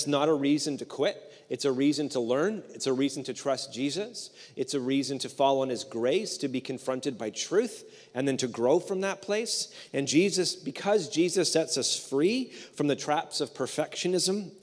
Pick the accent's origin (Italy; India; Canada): Canada; we're Canadian